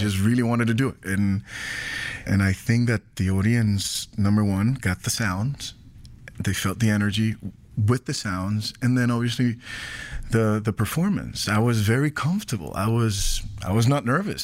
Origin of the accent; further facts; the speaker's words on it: San Juan, Puerto Rico; I, I grew up in Puerto Rico